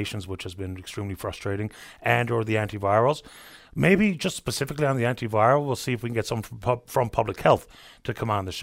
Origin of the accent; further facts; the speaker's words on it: St. John's, Newfoundland and Labrador, Canada; moved away as an adult; also born or lived in Alberta; I'm from St. John's. My father's from Riverhead, St. Mary's Bay. And mom's from Portugal Cove. I grew up in town